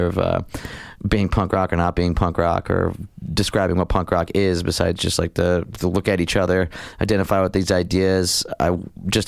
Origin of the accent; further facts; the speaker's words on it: Scranton, Pennsylvania, United States; growing up in the Bellevue section of West Scranton, that's Scranton, Pennsylvania